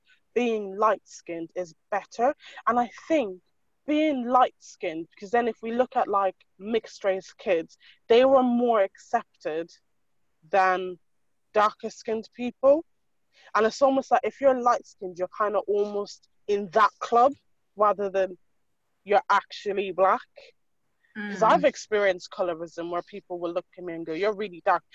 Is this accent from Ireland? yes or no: yes; Ireland; moved away as an adult; now in United Kingdom; I was full on raised in Ireland on a farm milking cows. Like, I am as Irish as they get